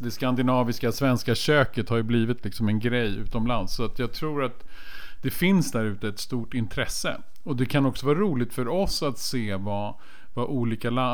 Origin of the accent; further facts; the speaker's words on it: Stockholm, Stockholm County, Sweden; jag har ju redan avslöjat mig som stockholmare